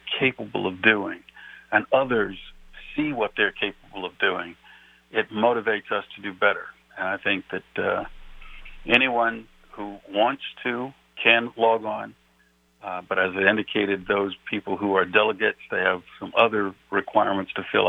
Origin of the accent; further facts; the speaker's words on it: New Mexico, United States; I'm from New Mexico